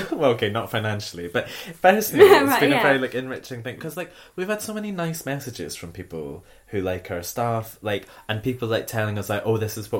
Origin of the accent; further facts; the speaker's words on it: Scotland, United Kingdom; as a Scottish person